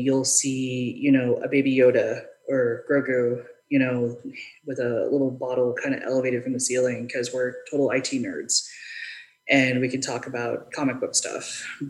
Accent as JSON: {"language": "English", "region": "Texas", "country": "United States", "moved": "yes", "lives_now": "North Carolina, United States", "said": "you're from Texas"}